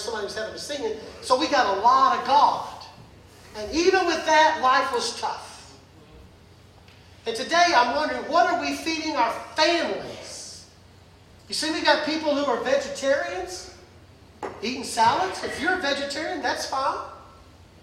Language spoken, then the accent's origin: English; the South, United States; soul food growing up in the South